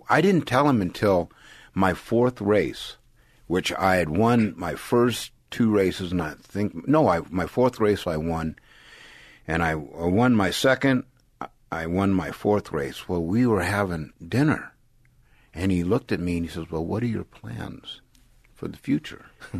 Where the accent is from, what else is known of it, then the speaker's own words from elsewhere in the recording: San Jose, California, United States; I grew up in San Jose, California.